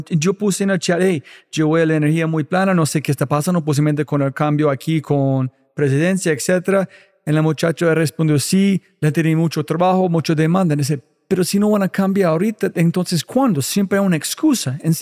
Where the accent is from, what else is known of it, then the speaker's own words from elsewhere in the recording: United States; Spanish is a second language; soy gringo en todo.